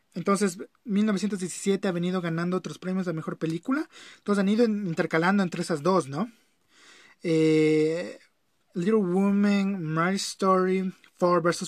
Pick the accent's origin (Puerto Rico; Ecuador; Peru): Ecuador; las personas que somos de aquí de Ecuador